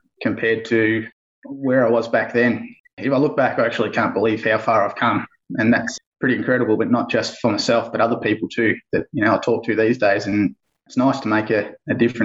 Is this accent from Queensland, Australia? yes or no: no; Bendigo, Victoria, Australia; I'm from Bendigo, Central Victoria.